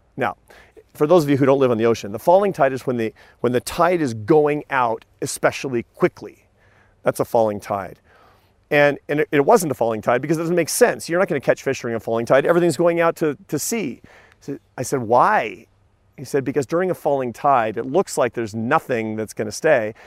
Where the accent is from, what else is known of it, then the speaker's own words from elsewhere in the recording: Seattle, Washington, United States; I grew up in Seattle, Washington